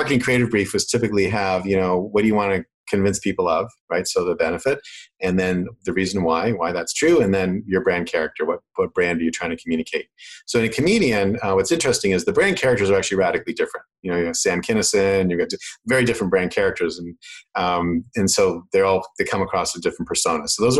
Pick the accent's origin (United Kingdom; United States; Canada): Canada; accent: Canadian; I actually have lost a lot of my Canadian accent, and my girlfriend's from Manhattan, so I'm actually losing a bit more rapidly now